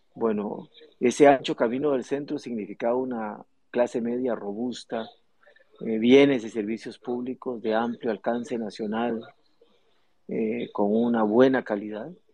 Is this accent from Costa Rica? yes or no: yes; Costa Rica; Los ticos